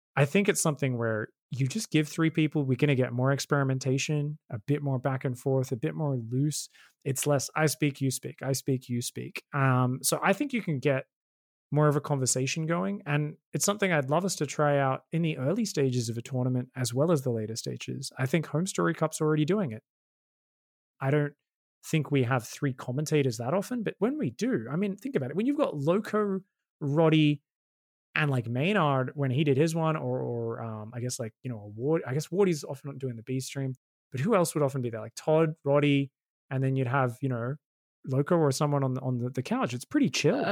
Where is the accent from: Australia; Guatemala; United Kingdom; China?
Australia; being Australian